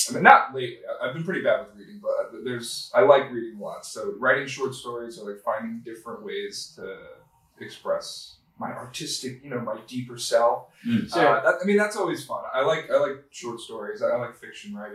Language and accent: English; Florida, United States; moved away as an adult; also born or lived in Long Island, New York; now in Brooklyn, United States; I was born on Long Island. I lived in Florida for a long time, up until college